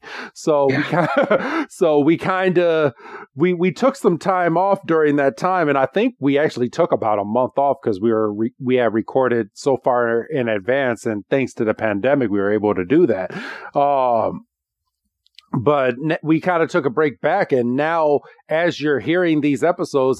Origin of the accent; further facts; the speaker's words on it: Illinois, United States; we're from the Illinois area